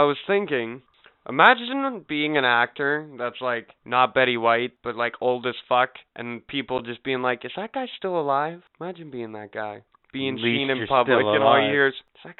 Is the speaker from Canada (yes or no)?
yes; Canada; I'm Canadian.